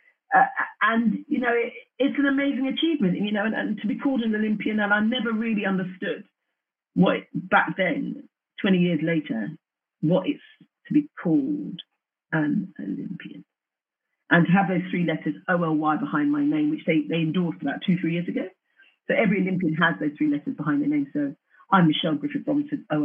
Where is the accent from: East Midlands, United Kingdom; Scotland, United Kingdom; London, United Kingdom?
London, United Kingdom; Wembley; I'm from Wembley and I was a 12-year-old little girl that went down the track with my mum